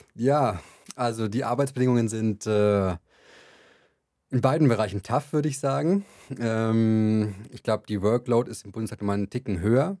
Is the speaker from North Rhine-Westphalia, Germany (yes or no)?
no; Franconia, Bavaria, Germany; Ich komme aus Bayern, aus Franken, um genauer zu sein.